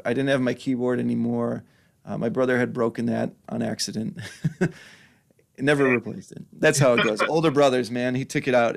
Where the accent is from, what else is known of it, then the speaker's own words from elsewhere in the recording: Washington Island, Wisconsin, United States; also born or lived in Milwaukee, Wisconsin; now in Sturgeon Bay, United States; We moved up to, um, moved up to Washington Island when I was in fourth grade, I think, and I went from fourth grade through high school